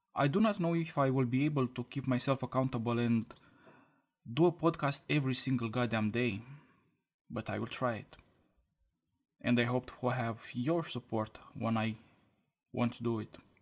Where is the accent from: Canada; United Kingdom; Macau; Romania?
Romania; English is a second language; I'm from Romania and English is my second language.